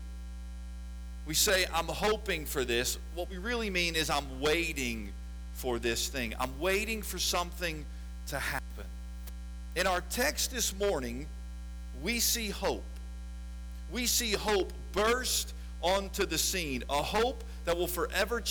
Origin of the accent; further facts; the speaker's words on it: West Chester, Ohio, United States; also born or lived in Lexington, Kentucky; I was born in Lexington, Kentucky, and then shortly after that moved to north of Cincinnati in a town called Westchester, Ohio. And that is where I was raised.